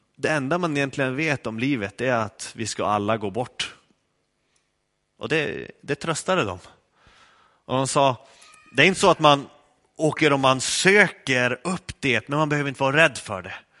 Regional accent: Skellefteå, Västerbotten County, Sweden; moved away; Jag kom från Skellefteå

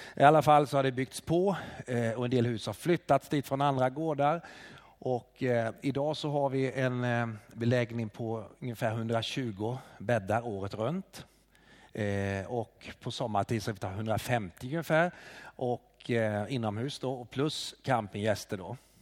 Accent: Småland, Sweden; now in Hofors, Sweden; jag kommer ursprungligen från Småland

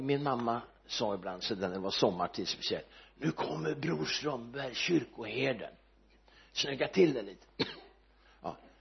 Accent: Örebro, Örebro County, Sweden; Almby församling där jag växte upp

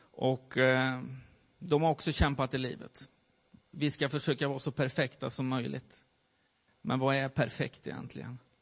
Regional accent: Värmland, Sweden; moved away as an adult; also born or lived in Gothenburg; jag flyttade därifrån, ifrån Värmland och eh, hamnade i Göteborg

